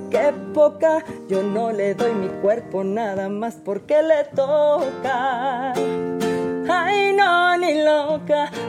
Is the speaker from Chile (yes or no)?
no; San Luis Potosí, Mexico; Yo soy de San Luis, les mando un beso a todos mis potosinos.